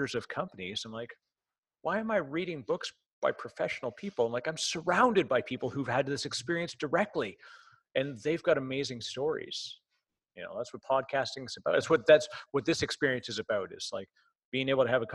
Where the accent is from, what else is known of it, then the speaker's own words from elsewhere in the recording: Canada; I'm Canadian. So I sound strange